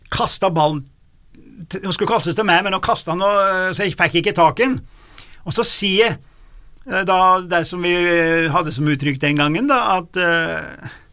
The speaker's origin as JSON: {"language": "Norwegian", "area": "Lesja and Dovre, Nord-Gudbrandsdalen", "region": "Innlandet", "country": "Norway", "tie": "born or raised there", "said": "Lesja og Dovre, der jeg kommer fra"}